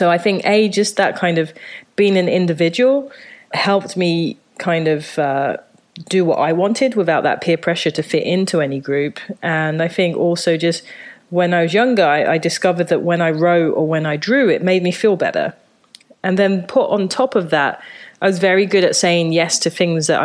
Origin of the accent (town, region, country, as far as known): London, United Kingdom; born or raised there; moved away as an adult; also born or lived in Japan; now in New York, United States